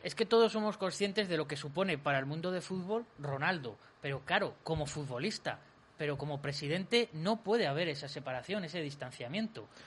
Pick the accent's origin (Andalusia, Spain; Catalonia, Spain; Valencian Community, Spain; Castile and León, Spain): Castile and León, Spain; Valladolid; somos los vallisoletanos